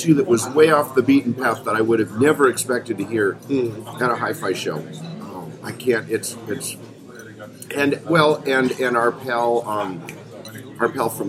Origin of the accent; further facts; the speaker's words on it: United States; my observation as an American